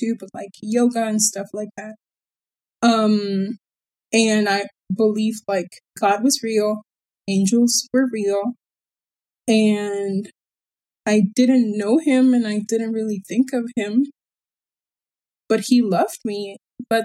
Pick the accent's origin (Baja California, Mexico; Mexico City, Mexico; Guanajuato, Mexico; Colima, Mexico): Baja California, Mexico; first language Spanish; English is a second language; I was born here, and I have lived here my whole life